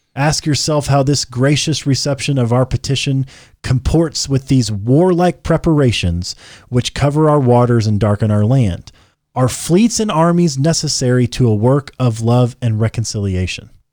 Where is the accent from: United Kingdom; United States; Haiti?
United States; we're American-made, American-born, American-blood and bred